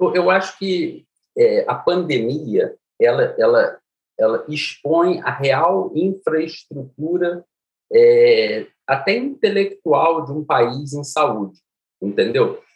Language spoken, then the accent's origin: Portuguese; Niterói, Rio de Janeiro, Brazil; moved away; Eu saí de Niterói, de uma família classe média